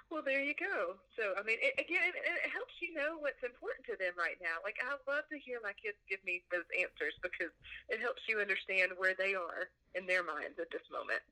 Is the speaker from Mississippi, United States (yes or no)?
yes; Mississippi, United States; also born or lived in Nashville, Tennessee; now in Houston, United States; I grew up in Mississippi, small town Mississippi